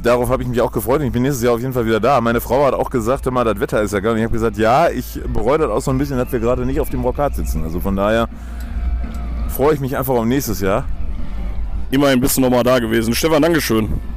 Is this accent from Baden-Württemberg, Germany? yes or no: no; Ruhr area, North Rhine-Westphalia, Germany; wir kommen auch aus dem Ruhrpott